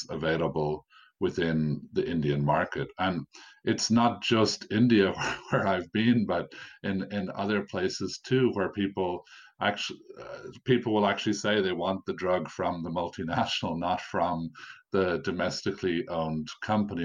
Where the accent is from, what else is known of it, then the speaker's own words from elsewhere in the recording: Ireland; I'm obviously speaking as a foreigner. I'm from Ireland